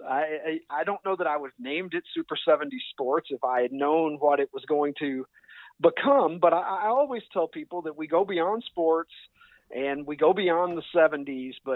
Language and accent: English; Kentucky, United States; accent: drawl; moved away as an adult; now in Chicago, United States; I was born and raised in Kentucky and lived there until I got out of college and was ready to begin my career. And my career brought me to the Chicago area